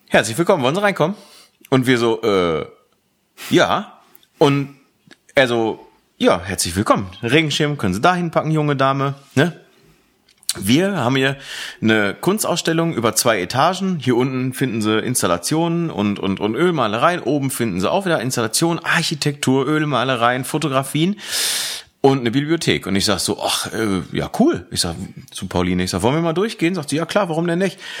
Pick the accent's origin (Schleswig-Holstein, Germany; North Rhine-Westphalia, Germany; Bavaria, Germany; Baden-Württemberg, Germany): North Rhine-Westphalia, Germany; Aachen; in meine alte Heimat gefahren, in das alte Heimatdorf, in dem ich früher gewohnt habe, nämlich Aachen Connelly Münster